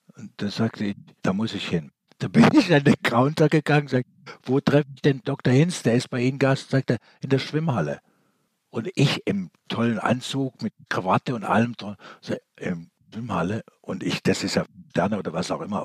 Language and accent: German; Stuttgart, Baden-Württemberg, Germany; bin in Stuttgart geboren, habe aber einen österreichischen Pass